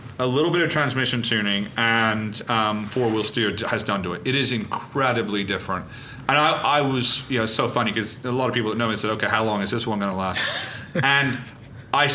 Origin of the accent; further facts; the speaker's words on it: Reading, South East England, United Kingdom; I was born in Reading.